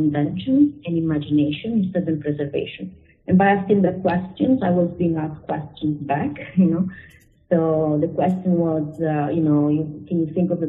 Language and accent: English; Genoa, Liguria, Italy; moved away as an adult; I was born in Genoa, which is a very historical city, and I studied architecture there.